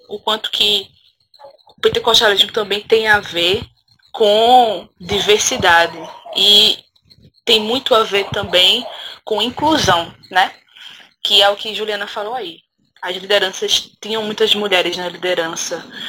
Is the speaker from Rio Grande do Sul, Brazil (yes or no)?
no; Recife, Pernambuco, Brazil; now in Paudalho, Brazil; eu sou de Recife, assim, fui, nasci em Recife, num, no subúrbio também, num bairro chamado